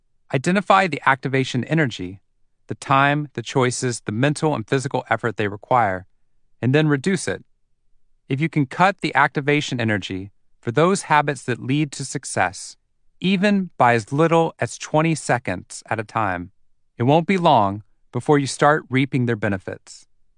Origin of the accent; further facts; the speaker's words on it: Waco, Texas, United States; I was coming to the tail end of my 90 hours of volunteer firefighting training in my hometown of Waco, Texas.